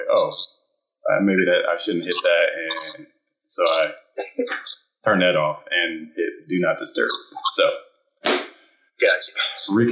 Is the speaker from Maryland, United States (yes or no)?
yes; Southern Maryland, United States; also born or lived in Virginia Beach, Virginia; pretty much grew up in Maryland ever since, what, uh, five, six years old. So grew up Southern Maryland, went to school in Virginia. Ended up uh, just uh, staying around the area.